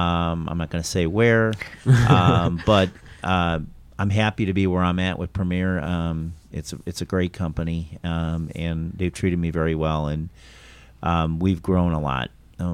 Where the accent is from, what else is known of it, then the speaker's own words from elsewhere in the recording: Chicago, Illinois, United States; moved away as an adult; I'm originally from Chicago.